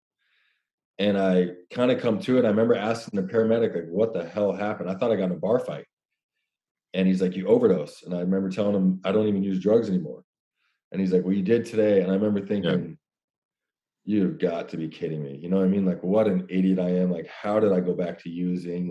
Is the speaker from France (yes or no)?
no; Phoenix, Arizona, United States; I'm from Ahwatukee